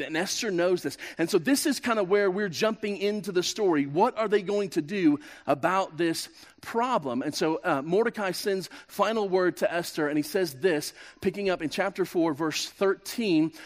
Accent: Kansas, United States; moved away as an adult; I'm from Kansas

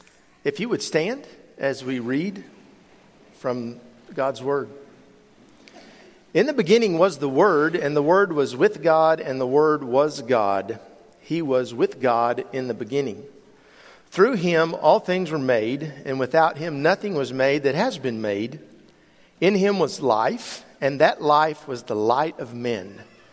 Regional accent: Italy; A lot of times I'll tell people I grew up in Italy and they ask me, "Italy, Texas?" I say, no, Italy, the country.

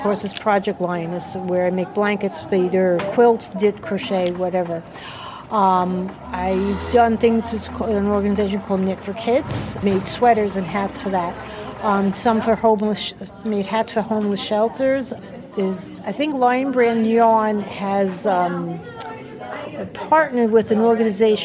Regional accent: New York City, New York, United States; moved away as an adult; also born or lived in Putnam County / Westchester County; now in Yorktown Heights, United States; I grew up in the Bronx and lived there until I got married and moved to Putnam County

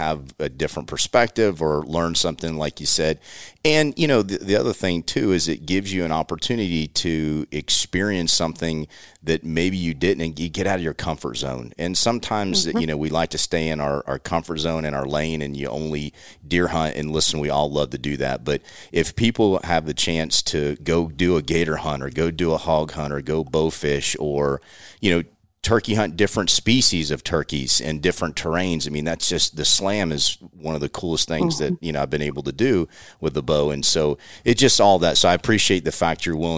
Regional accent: Florida, United States; Billy and I grew up in Florida

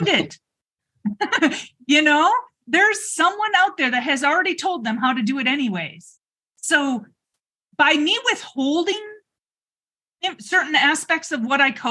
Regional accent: Michigan, United States; now in Arizona, United States; I'm from Michigan

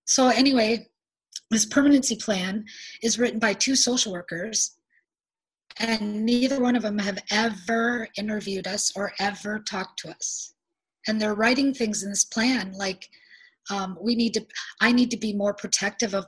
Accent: South Dakota, United States; moved away as an adult; I'm not from the state that I'm in. I was from South Dakota.

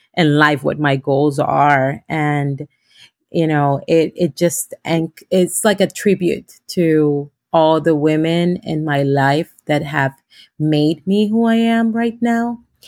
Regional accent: Honduras; moved away as an adult; now in United States; I am from Honduras. Um, I am a lawyer back home, I came in 2016

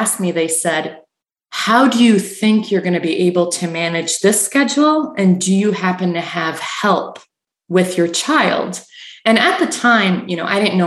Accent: Canada; moved away as an adult; now in Michigan, United States; I grew up in Canada

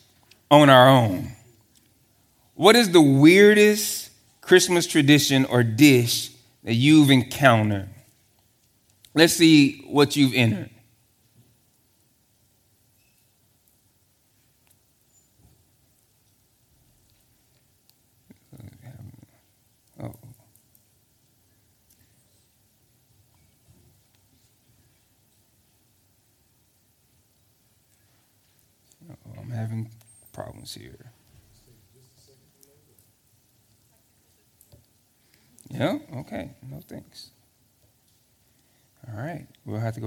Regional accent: Texas, United States; I'm from Texas

